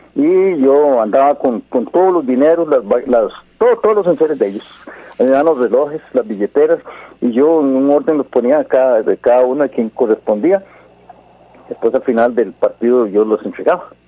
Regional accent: Guadalupe, San José, Costa Rica; also born or lived in Santo Domingo de Heredia; yo soy de Guadalupe, criado con Álvaro, McDonald

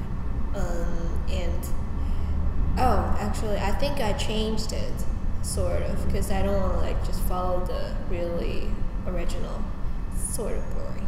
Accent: China; moved away; I'm from China, and I'm Chinese, and I'm Asian

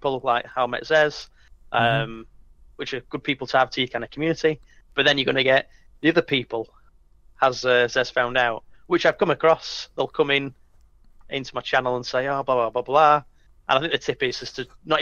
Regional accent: United Kingdom; being British

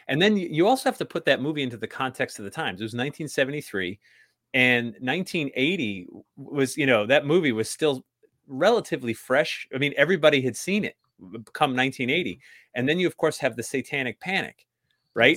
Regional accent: New England, United States; I grew up in New England

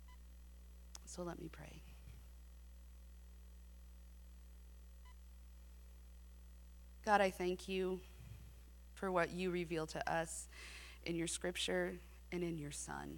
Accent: San Diego, California, United States; now in Abilene, United States; I grew up in San Diego

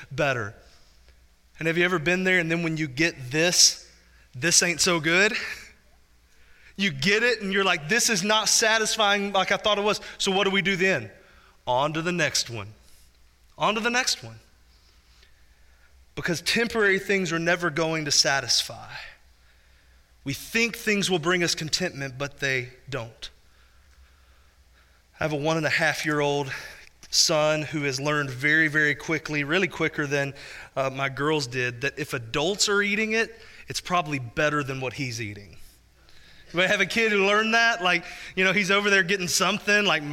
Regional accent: Spurger, Texas, United States; in 2005, Hurricane Rita went directly over my hometown

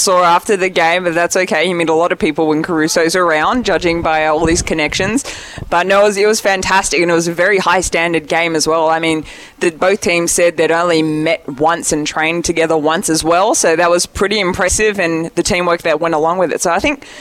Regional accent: Sydney, New South Wales, Australia; I grew up on the North Shore. I'm still here.

